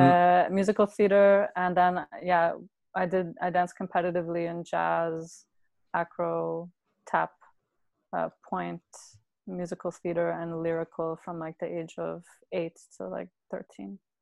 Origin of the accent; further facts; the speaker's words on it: Brampton, Ontario, Canada; moved away; I grew up in Brampton, mm-hmm. uh, and I lived there until I was about 14 years old.